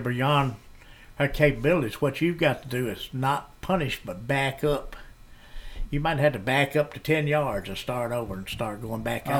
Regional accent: West Point, Mississippi, United States; also born or lived in Tupelo, Mississippi; the old mayor of West Point, Kenny Deal, and I grew up together in West Point.

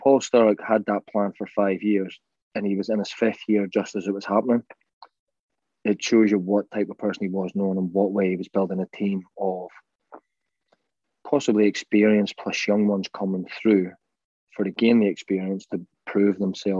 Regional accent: Ireland; And this is like the funny story of George and I being the Irish players that the bomb squad's called

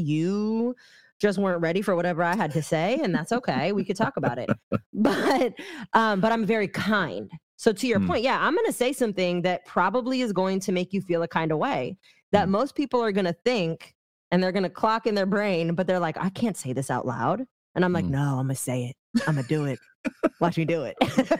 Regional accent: California, United States; Yep. Bay Area, so, born and bred.

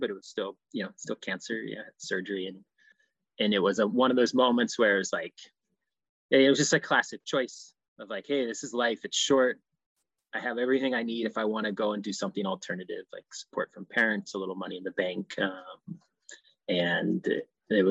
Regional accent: Midwest, United States; moved away as an adult; I had a pretty conventional growing up in the Midwest

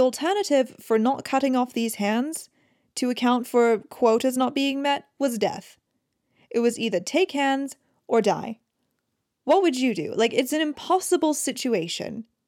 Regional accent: United Kingdom; as a British person

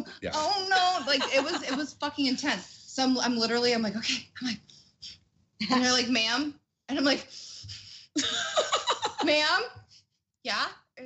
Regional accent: Ohio, United States; So I'm from Ohio.

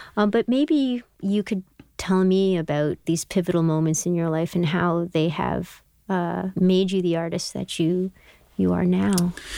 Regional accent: Canada; I was born in Canada

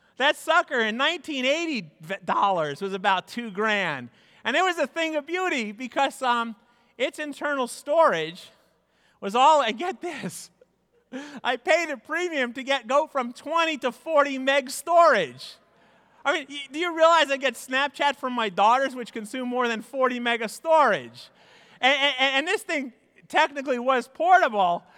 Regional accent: New York, United States; also born or lived in Midwest; I grew up in New York

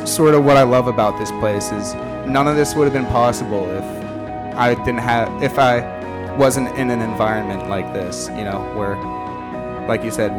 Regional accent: Pittsburgh, Pennsylvania, United States; moved away as an adult; now in College Station, United States; I'm originally from Pittsburgh, PA, and this is my second year here

